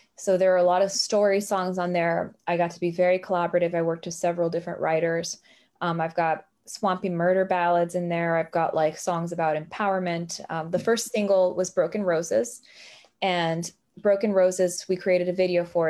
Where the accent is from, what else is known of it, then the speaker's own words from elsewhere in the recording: Miami, Florida, United States; now in Tennessee, United States; I was raised in Miami, Florida, and I grew up in a bilingual household